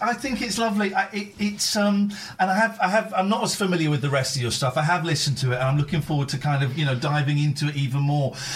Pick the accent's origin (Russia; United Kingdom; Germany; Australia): United Kingdom; Slough, South East England; moved away as an adult; also born or lived in Farnham Common; now in Aylesbury, United Kingdom; I grew up in Slough, then I moved to Farnham Common. I'm in Aylesbury